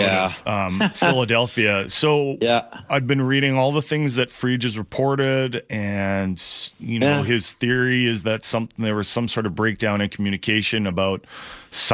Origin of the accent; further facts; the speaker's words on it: Vancouver, British Columbia, Canada; I'm from Vancouver